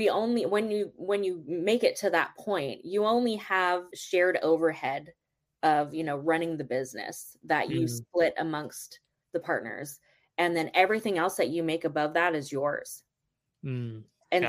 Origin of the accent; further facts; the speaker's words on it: Canada; moved away; also born or lived in Vancouver, British Columbia; I'm Canadian